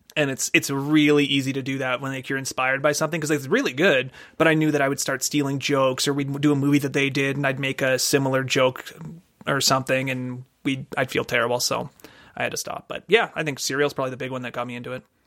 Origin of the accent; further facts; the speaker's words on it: Canada; We're Canadian